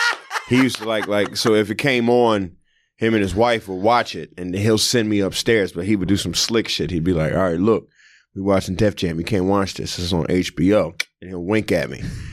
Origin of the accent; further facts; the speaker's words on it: Philadelphia, Pennsylvania, United States; also born or lived in South Jersey; I'm from the Philadelphia, South Jersey area. Like, I did half my life in Philly and the other half in Jersey.